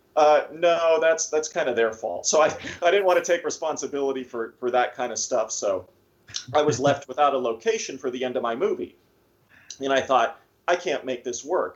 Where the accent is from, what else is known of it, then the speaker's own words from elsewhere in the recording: Erie, Pennsylvania, United States; I'm from Erie, so most of the time I shoot here